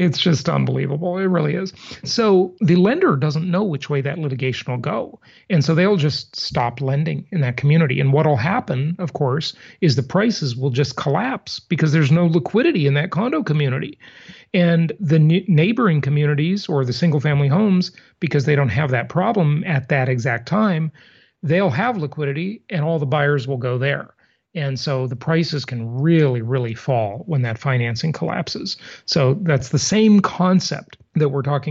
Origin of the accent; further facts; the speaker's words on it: Los Angeles, California, United States; also born or lived in Long Beach; when I was a kid growing up in Los Angeles